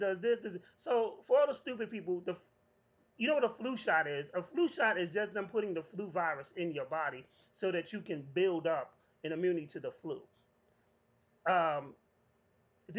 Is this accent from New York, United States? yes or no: yes; New York, United States; born or raised there